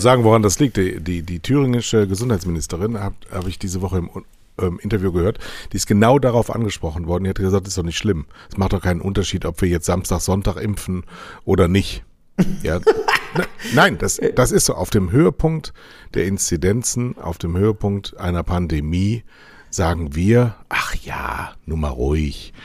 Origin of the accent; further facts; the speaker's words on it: Germany; wir sind Deutsche